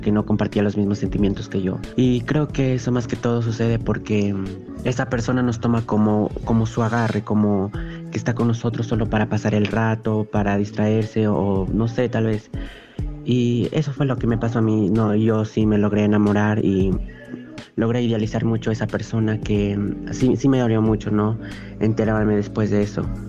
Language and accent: Spanish; Cajamarca, Peru; Soy de Cajamarca